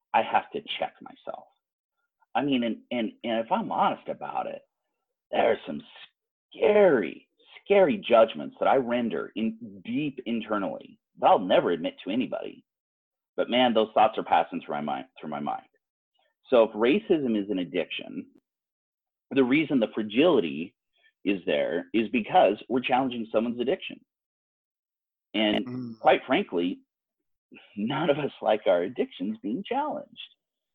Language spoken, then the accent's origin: English; Utah, United States; most of us are growing up here in Utah, where we are not growing up with people of color